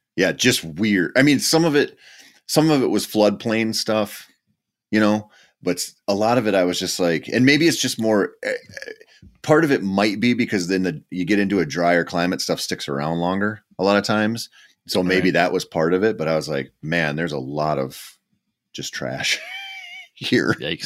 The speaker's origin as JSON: {"language": "English", "region": "Minnesota", "country": "United States", "tie": "born or raised there", "said": "Minnesota is my home state"}